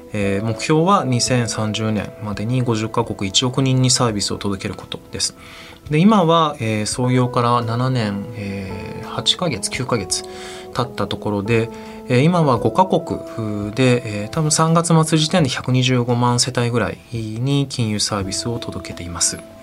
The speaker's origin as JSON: {"language": "Japanese", "country": "Japan", "tie": "born or raised there", "said": "私はその日本生まれ日本育ちなんですけれど"}